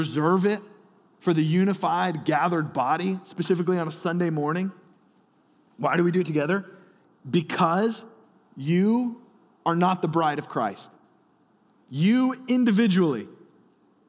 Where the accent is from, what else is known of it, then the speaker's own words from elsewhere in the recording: Alabama, United States; I'm from Alabama